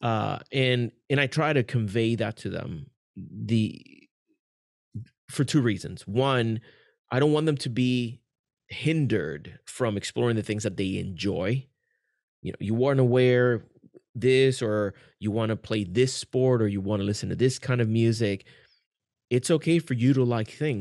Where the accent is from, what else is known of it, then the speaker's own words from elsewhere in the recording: Puerto Rico; now in Kissimmee, United States; I was born and raised in Puerto Rico, and then I live in Kissimmee, Florida.